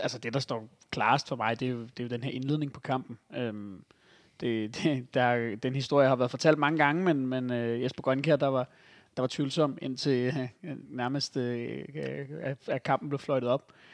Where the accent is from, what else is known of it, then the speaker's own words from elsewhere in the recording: West Zealand, Denmark; i Vestsjælland, hvor jeg voksede op